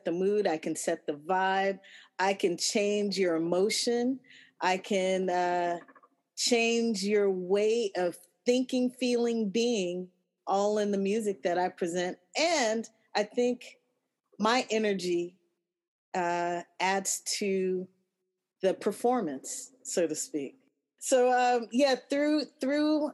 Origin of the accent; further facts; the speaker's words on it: Los Angeles, California, United States; I'm from Los Angeles. I was born and raised